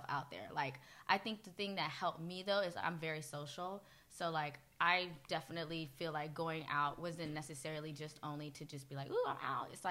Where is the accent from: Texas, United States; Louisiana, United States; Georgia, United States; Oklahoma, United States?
Georgia, United States; Clarkston; moved away as an adult; also born or lived in Kenya / Boston / Massachusetts; now in New York, United States; I grew up in Clarkston and Stone Mountain